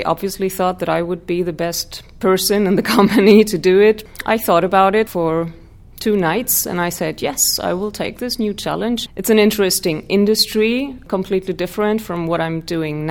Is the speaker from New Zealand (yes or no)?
no; Germany; I was born and raised in Germany